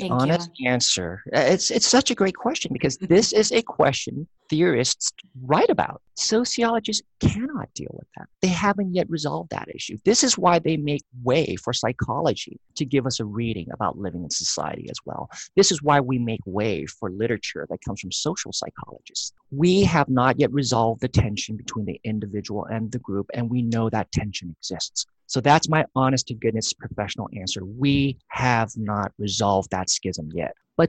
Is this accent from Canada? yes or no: no; Thailand; also born or lived in Laos; That's why we were in Laos. And then Laos fell to the communists. And then we moved to Thailand. And I was raised there in Thai culture.